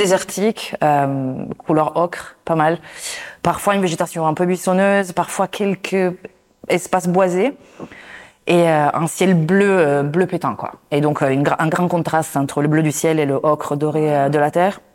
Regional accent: Italy; je suis italienne

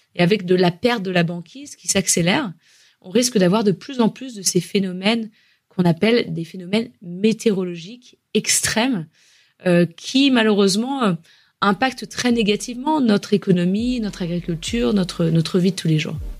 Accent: France; chez nous, en France

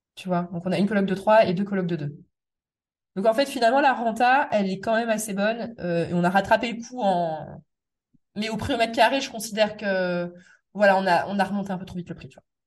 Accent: Metz, Grand Est, France; moved away as an adult; also born or lived in Paris; je suis né à Metz, j'ai grandi à Metz, mais après moi j'ai vécu quand même peut-être 10 euh, ans en Paris, région parisienne.

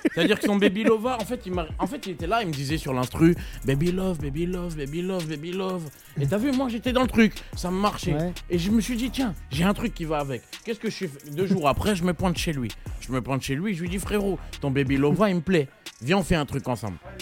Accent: Carrières-sous-Poissy, Île-de-France, France; je suis de carrière sous Poissy

